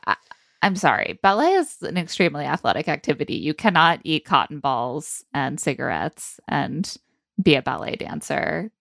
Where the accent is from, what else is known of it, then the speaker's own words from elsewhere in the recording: South Bend, Indiana, United States; now in New York City, United States; as someone who grew up in South Bend myself